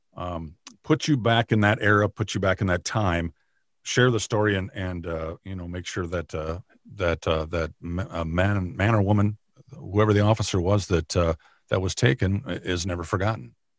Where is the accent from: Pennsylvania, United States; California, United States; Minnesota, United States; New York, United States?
Minnesota, United States; also born or lived in Arizona / Nebraska / Kansas; I grew up in Minnesota, in the, in the county that I work in now.